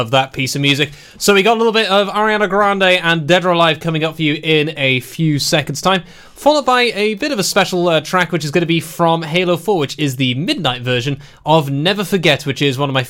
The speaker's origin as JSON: {"language": "English", "area": "Pembrokeshire", "region": "Wales", "country": "United Kingdom", "said": "I'm from Pembrokeshire"}